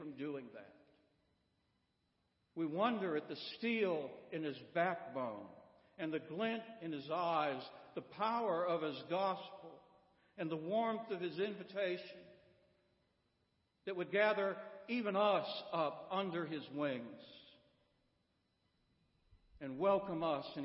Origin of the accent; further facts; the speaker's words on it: Midwest, United States; now in Florence, United States; I grew up in the Midwest